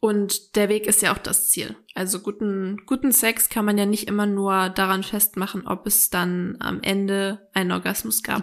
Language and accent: German; Northern Germany, Germany; wir kommen ja jetzt auch aus dem Norden. Wir sind ja auch ein bisschen abgehärtet hier